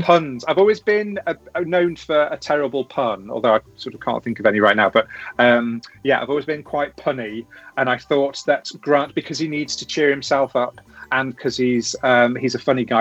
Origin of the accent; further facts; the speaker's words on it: Cheshire, North West England, United Kingdom; also born or lived in Coventry; I was born in Coventry, where a lot of my family still live, and then uh, my family moved to Cheshire, where the rest of my family still live. And yeah, went to school